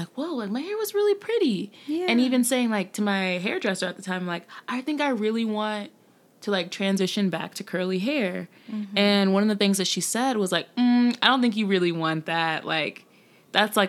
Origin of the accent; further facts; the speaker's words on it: North Carolina, United States; So I grew up in the South. I grew up in North Carolina